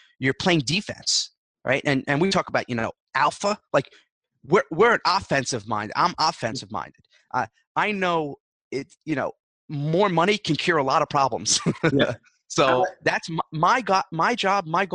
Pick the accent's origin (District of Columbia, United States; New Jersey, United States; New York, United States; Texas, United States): New York, United States; I'm a New Yorker